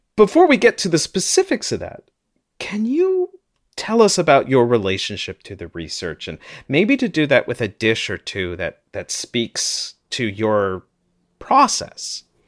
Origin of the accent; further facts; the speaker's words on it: St. Louis, Missouri, United States; now in Toronto, Canada; I grew up in Saint Louis, though I'm in Toronto now